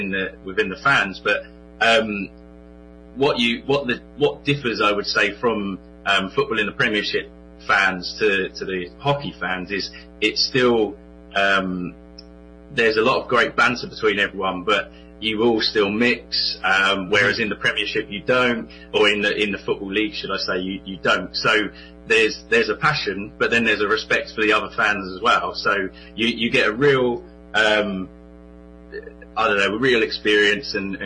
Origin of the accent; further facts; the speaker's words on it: Portsmouth, South East England, United Kingdom; I'm from England, in Portsmouth